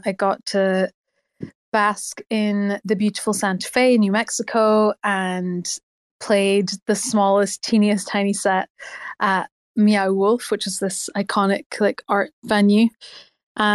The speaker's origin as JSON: {"language": "English", "town": "Belfast", "region": "Northern Ireland", "country": "United Kingdom", "said": "Belfast. Hello, I'm from Belfast. It's beautiful to be here today."}